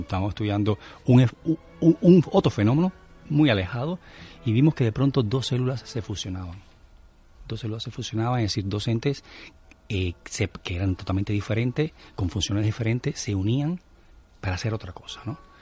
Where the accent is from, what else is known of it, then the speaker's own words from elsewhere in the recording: Cuba; moved away; como buen cubano